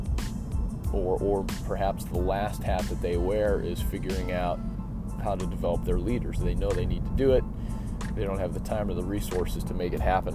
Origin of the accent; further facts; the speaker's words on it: Chicago, Illinois, United States; I'm from Chicago